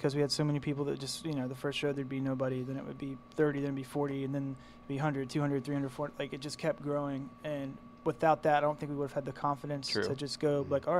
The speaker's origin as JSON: {"language": "English", "region": "West Virginia", "country": "United States", "said": "But we're also from West Virginia, so we always get a question like, oh, these boys from the Rolling Hills. And it's like, well, we're not. We're from a college town, and we have a bunch of, you know, everything you guys have in big cities."}